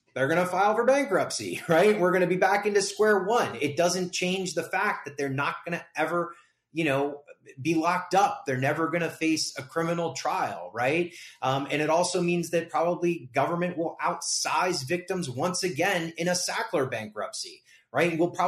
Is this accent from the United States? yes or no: yes; Las Vegas, Nevada, United States; there's a lot of work to be done here in my hometown, Las Vegas.